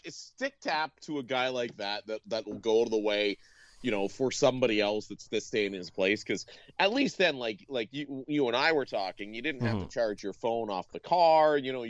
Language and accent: English; Ontario, Canada; now in the prairies, Canada; I grew up in Ontario. Yeah. I'm used to these. I live in the prairies.